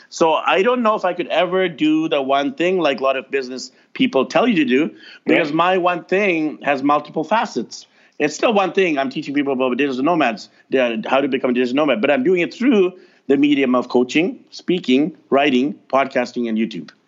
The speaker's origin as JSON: {"language": "English", "town": "North Vancouver", "region": "British Columbia", "country": "Canada", "tie": "born or raised there", "said": "I grew up over there in North Van, not too far from you, and I was voted most shy at Windsor Secondary School in North Vancouver"}